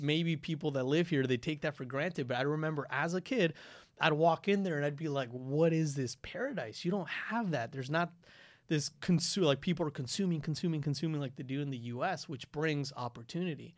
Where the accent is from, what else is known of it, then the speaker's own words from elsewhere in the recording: Quito, Pichincha, Ecuador; moved away; I'm from Quito, Ecuador. I was born and raised there.